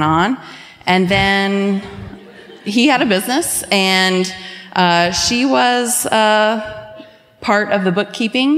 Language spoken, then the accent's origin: English; Scotland Neck, North Carolina, United States; I'm from Scotland Neck, North Carolina.